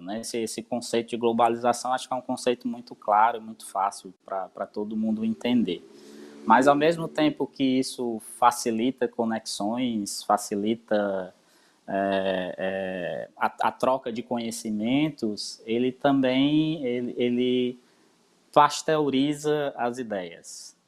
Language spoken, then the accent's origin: Portuguese; Brazil; also born or lived in Northeast Brazil